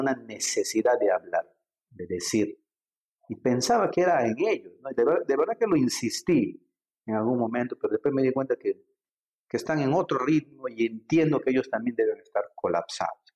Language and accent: Spanish; Iquitos, Loreto, Peru; moved away as an adult; also born or lived in Lima; yo soy grimagüino